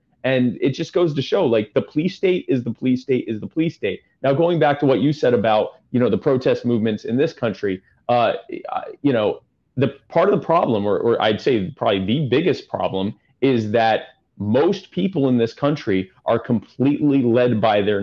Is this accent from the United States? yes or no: no; Canada